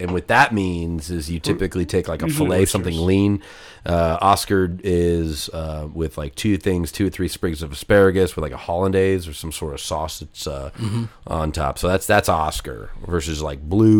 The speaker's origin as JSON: {"language": "English", "town": "Rockford", "region": "Illinois", "country": "United States", "tie": "born or raised there", "also_born_or_lived": "Nebraska", "said": "the Rockford Peaches, my hometown."}